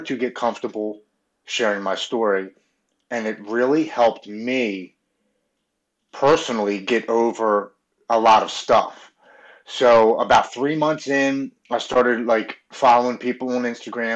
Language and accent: English; Baltimore, Maryland, United States; I grew up with Brandon Novak and Bucky Lasik, and I'm from Baltimore, so we all skated around